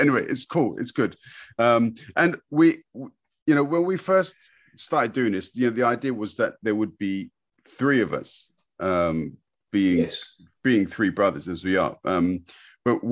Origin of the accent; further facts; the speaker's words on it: London, United Kingdom; growing up in London in peacetime, parents working, we got by.